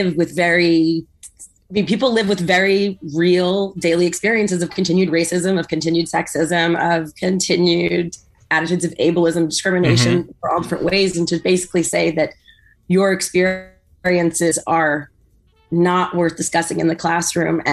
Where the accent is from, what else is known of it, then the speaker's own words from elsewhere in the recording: San Diego, California, United States; I grew up in San Diego, where a huge majority of the kids at our school were Hispanic, because we're right next to the border with Mexico